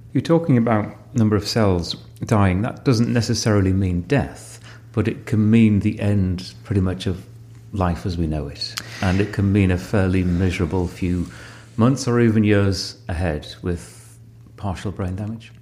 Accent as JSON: {"language": "English", "town": "Sedgefield", "region": "North East England", "country": "United Kingdom", "tie": "born or raised there", "said": "I was born in Sedgefield"}